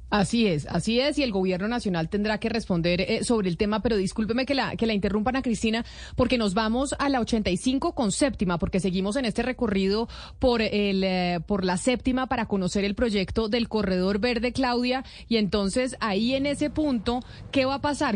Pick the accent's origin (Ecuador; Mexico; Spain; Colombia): Colombia; Bogotá; como bogotana